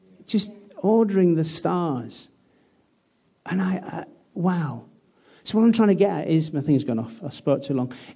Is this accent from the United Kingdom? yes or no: yes; United Kingdom; British people